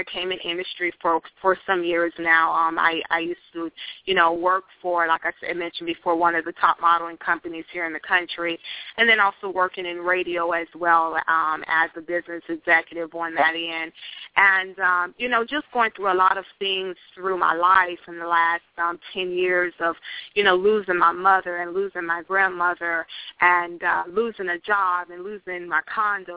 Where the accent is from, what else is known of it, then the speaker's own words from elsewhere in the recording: Tampa Bay area, Florida, United States; I'm from the Tampa Bay area